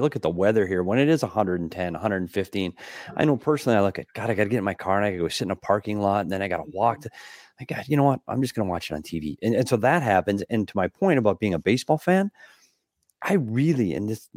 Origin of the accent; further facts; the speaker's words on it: Minnesota, United States; moved away; my home state too. You go back to Minnesota